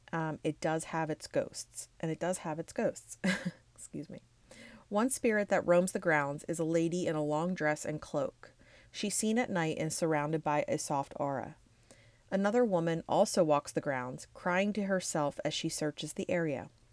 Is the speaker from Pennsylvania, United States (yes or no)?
yes; Levittown, Pennsylvania, United States; my hometown of Levittown, Pennsylvania